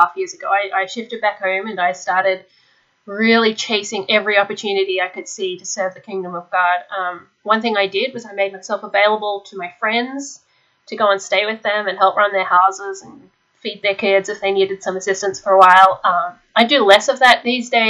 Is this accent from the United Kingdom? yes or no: no; Australia; being Australian, I missed out on a lot of the peer pressure and the repressive cultural aspects of US homeschooling.